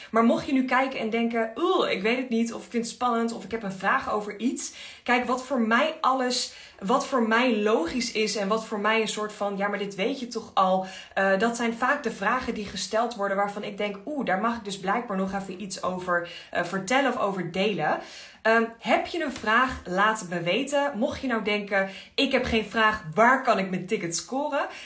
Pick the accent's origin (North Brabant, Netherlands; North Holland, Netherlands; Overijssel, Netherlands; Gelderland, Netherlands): Overijssel, Netherlands; Enschede; Ik kom helemaal uit Enschede.